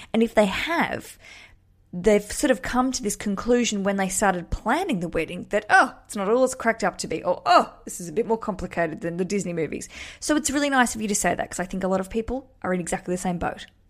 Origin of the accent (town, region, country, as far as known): Australia